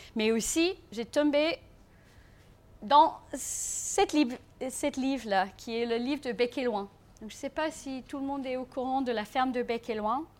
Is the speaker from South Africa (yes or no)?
yes; South Africa; French is a second language; now in France; je suis sud-africaine